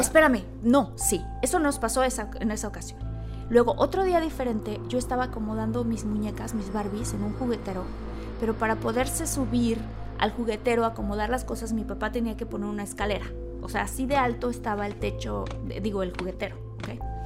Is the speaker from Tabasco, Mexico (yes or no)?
yes; Villahermosa, Tabasco, Mexico; yo crecí en Villahermosa y en Tabasco